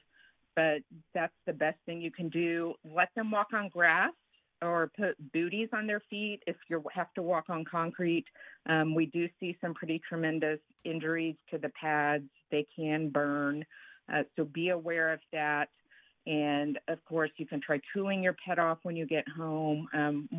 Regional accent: Texas, United States; I'm from Texas

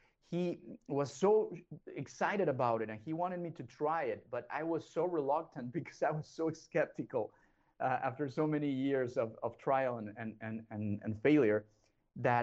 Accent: Mexico; I was raised and born in Mexico

